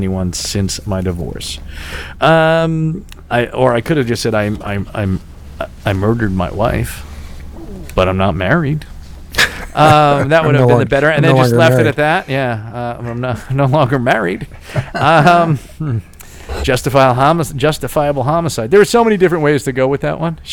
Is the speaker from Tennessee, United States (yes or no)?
no; New York City, New York, United States; I was born and raised on the worst place on earth. Staten Island